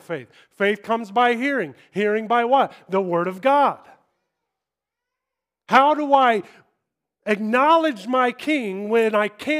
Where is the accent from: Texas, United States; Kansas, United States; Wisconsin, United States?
Kansas, United States; moved away as an adult; also born or lived in Los Angeles, California / England; I'm from Kansas. I talk slow